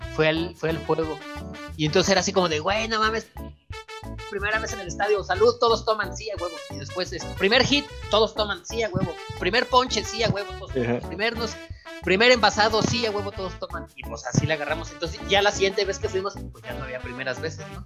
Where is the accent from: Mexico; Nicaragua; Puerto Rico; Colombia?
Mexico; Michoacán; now in Mexico City, Mexico; yo soy de Michoacán